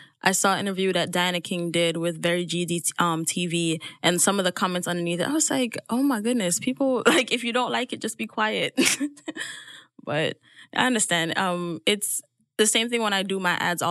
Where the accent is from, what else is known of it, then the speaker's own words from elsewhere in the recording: Jamaica; moved away; growing up in Jamaica if I never left